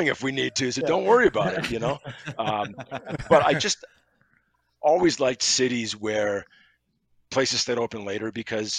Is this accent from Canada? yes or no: yes; Montreal, Quebec, Canada; I grew up in Montreal, going to the Montreal Forum